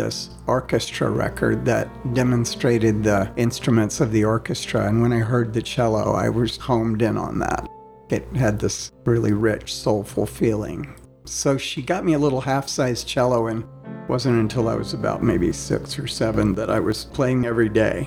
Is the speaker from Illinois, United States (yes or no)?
no; Tampa, Florida, United States; moved away; I was born in Tampa, Florida. I grew up in the South